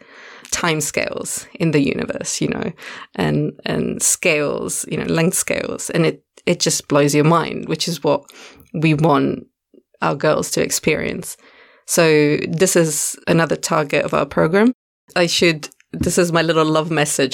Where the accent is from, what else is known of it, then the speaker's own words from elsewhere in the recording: Italy; moved away as an adult; now in Cape Town, South Africa; I'm originally from Italy, and I've been here in Cape Town for 3 years now